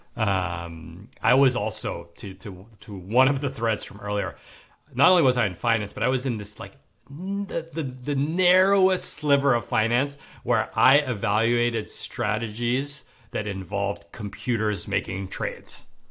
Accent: New York City, New York, United States; now in Manhattan Beach, United States; I'm from New York City and I live in Manhattan Beach, L

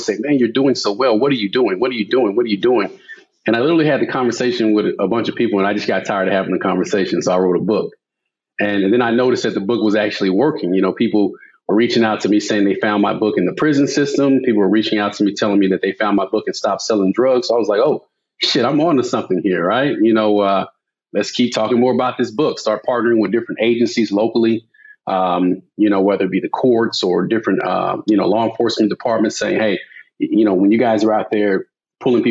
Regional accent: Dallas, Texas, United States; Born and raised in Dallas, Texas

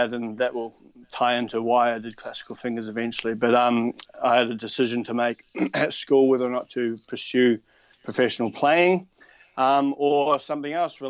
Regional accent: New Zealand; moved away as an adult; now in Australia; and then I moved to Australia from New Zealand and carried on pursuing writing music.

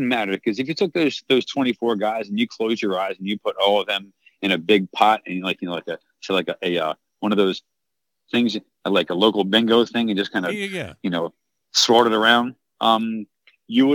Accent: Baltimore, Maryland, United States; moved away; I'm a Calvert Hall Cardinal. That's where I went to high school. That's my high school mascot.

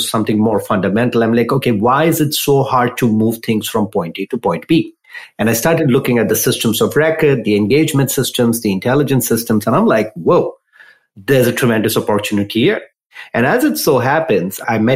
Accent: India; moved away as an adult; also born or lived in San Jose; now in United States; I grew up in India

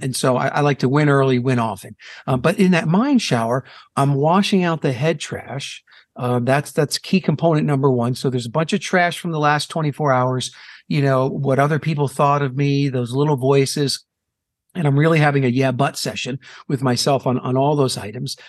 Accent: New Jersey, United States; now in Phoenix, United States; I'm in Phoenix, Arizona, uh, born and raised in New Jersey

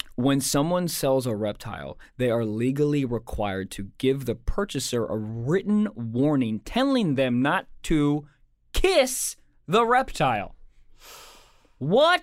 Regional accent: Maryland, United States; I'm from, born and raised in Maryland

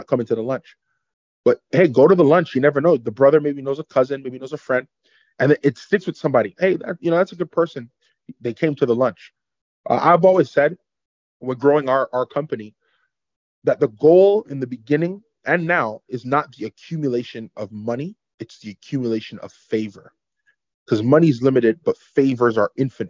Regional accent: Canada; Canada's beautiful. I love it here. I love being Canadian

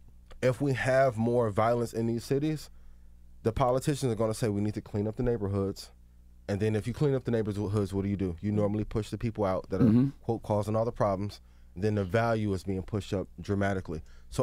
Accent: East Chicago, Indiana, United States; I'm from East Chicago, Indiana. There's a lot of killings that were happening in Chicago before a lot of Chicago rappers were popular.

